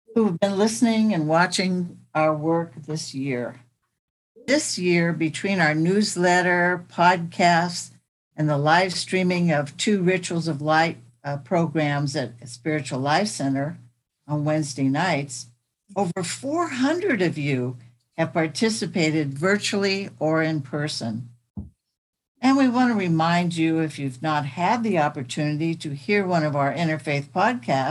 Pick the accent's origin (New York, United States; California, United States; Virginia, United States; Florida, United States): California, United States; Sacramento; When I was growing up in South Sacramento, I got to see my mom volunteer at the food bank